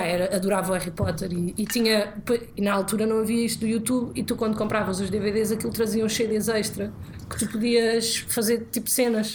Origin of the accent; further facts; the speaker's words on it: Alentejo, Portugal; moved away; also born or lived in Porto; eu cresci no Alentejo